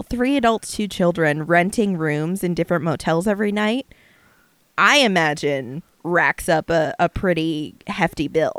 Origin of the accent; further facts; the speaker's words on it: Florida, United States; We're from Florida.